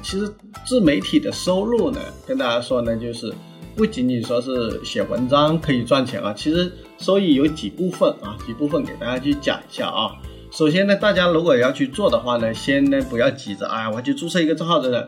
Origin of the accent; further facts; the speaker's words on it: Ganzhou, Jiangxi, China; 我们老家，啊，我的江西赣州